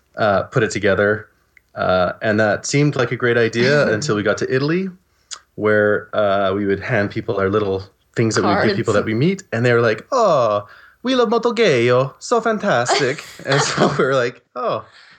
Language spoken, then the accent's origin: English; Margate, South East England, United Kingdom; I was born in Margate, Kent, in the UK, to Libyan and British parents